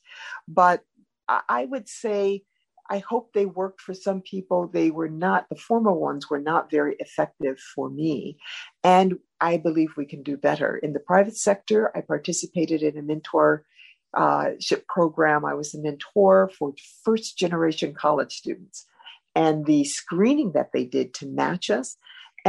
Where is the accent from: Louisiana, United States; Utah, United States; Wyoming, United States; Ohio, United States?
Ohio, United States; Cleveland; moved away; I'm from Cleveland, a big city, Midwestern experiences.